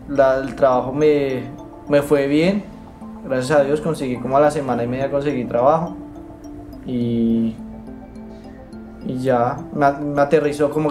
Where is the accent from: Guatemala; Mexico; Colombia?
Colombia; Bogotá; moved away as an adult; now in Argentina; soy de Colombia, eh, nací en, Bogotá. Llegué acá a Argentina hace nueve meses y bueno, llegué con el fin de estudiar.